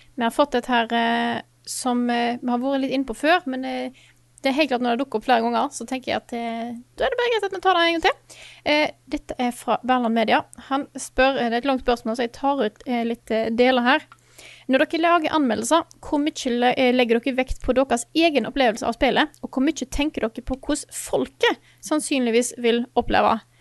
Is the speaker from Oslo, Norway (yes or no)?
no; Stord, Vestland, Norway; moved away; hjemme på Stord